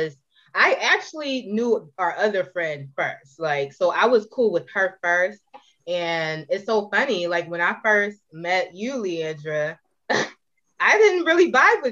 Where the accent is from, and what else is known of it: Philadelphia, Pennsylvania, United States